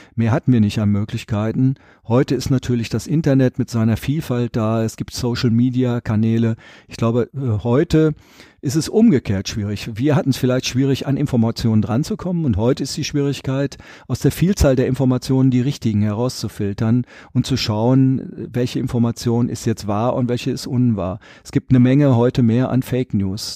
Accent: Rietberg, North Rhine-Westphalia, Germany; also born or lived in Düsseldorf; das ist meine Heimat und ich bin der Vertreter dieser Region und in Riedberg habe ich auch mein Haus

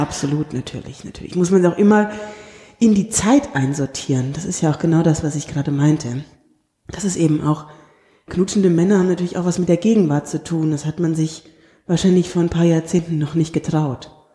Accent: Darmstadt, Hesse, Germany; moved away; also born or lived in Cologne / Berlin; ich komme aus Darmstadt eben und aus der Nähe von Frankfurt

